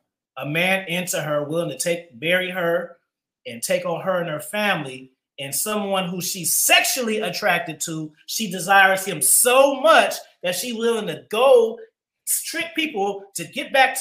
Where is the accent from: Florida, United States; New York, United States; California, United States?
California, United States; Oakland; I grew up in Oakland on the track